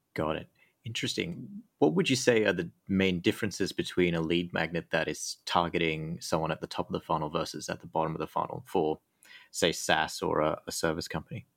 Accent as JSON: {"language": "English", "country": "Australia", "also_born_or_lived": "United Kingdom", "moved": "yes", "lives_now": "Thailand", "said": "I used to live in the U K, but I'm actually from Australia"}